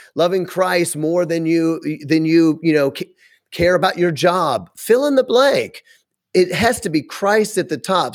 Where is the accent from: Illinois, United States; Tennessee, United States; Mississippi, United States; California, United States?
Tennessee, United States; Memphis; moved away as an adult; now in Wisconsin, United States; I'm from Memphis